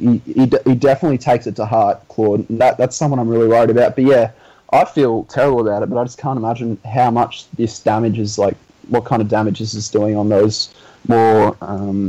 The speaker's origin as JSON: {"language": "English", "country": "Australia", "said": "I'm just an Australian Arsenal fan"}